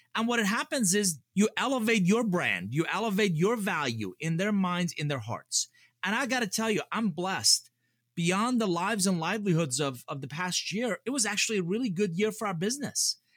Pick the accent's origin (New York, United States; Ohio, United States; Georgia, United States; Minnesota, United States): Georgia, United States; Atlanta; English is a second language; also born or lived in Iran; I grew up here in Atlanta